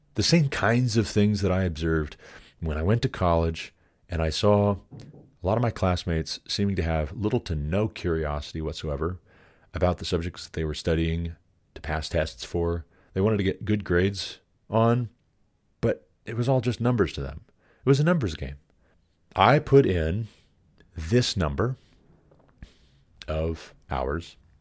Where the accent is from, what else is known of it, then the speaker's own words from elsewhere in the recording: Montana, United States; I moved back to my home state of Montana at twenty-five